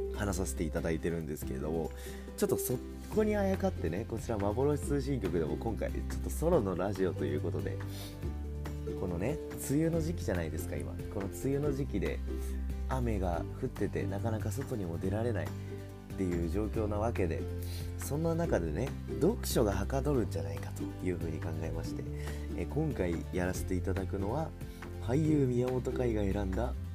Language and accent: Japanese; Tokyo, Japan; also born or lived in Saitama; 僕は本当にもう東京出身なんですよね、言ったら。もともとは埼玉県に住んでたんですけれども、それも小学3年生まで